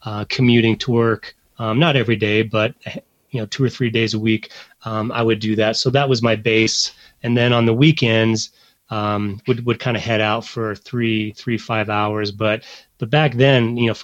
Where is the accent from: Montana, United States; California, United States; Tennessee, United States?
Montana, United States; growing up in Montana